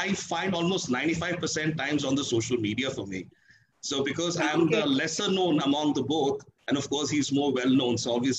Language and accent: English; Odisha, India; he's from Odisha and I'm from Odisha, so we share the same surname.